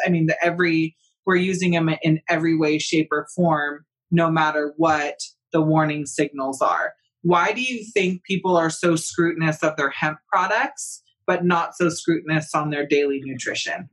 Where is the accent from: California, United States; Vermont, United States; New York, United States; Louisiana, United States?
California, United States; I'm come from California